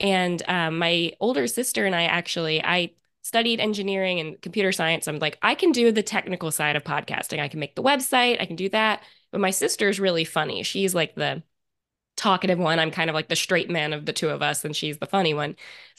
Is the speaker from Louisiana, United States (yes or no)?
no; Virginia, United States; I'm 29. I'm from Central Virginia, and that's where I live now as well.